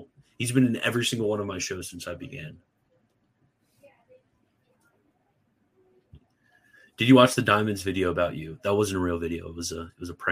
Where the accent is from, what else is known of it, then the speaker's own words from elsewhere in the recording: Maryland, United States; I'm from Maryland